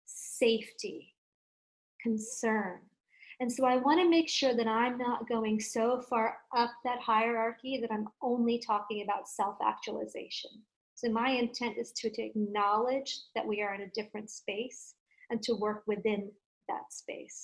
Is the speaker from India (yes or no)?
yes; India; I come from India and I was raised as Hindu